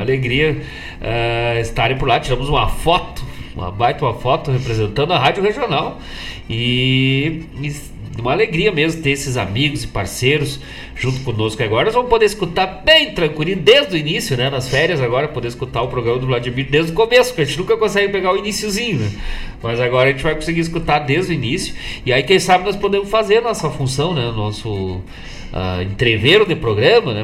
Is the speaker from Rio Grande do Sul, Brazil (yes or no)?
yes; Bom Jesus, Rio Grande do Sul, Brazil; moved away; also born or lived in Guaíba; Eu sou de Bom Jesus e Guaíba. dos campos de cima da serra pra Costa Doce